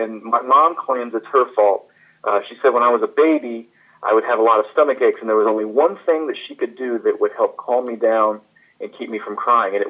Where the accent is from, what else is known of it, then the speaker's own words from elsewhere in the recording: Florence, South Carolina, United States; moved away as an adult; also born or lived in St. Louis, Missouri; now in Dallas, United States; I was actually born in St. Louis, Missouri, although I grew up in Florence, South Carolina